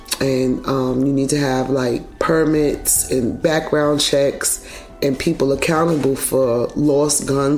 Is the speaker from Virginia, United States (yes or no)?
no; New York City, New York, United States; I'm from Brooklyn.